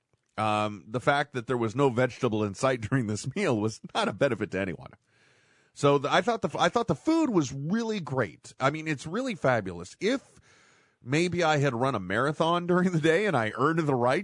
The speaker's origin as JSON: {"language": "English", "region": "California", "country": "United States", "said": "I'm a Californian."}